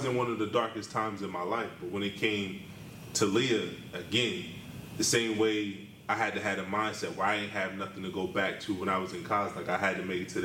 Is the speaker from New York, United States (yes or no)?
no; Wilmington, Delaware, United States; moved away as an adult; also born or lived in State College, Pennsylvania; when I grew up in Wilmington, I felt like this was normal.